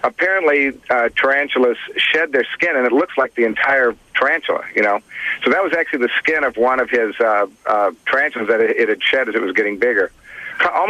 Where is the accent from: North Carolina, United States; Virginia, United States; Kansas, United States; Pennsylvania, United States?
Kansas, United States; A good buddy of mine I grew up with in Kansas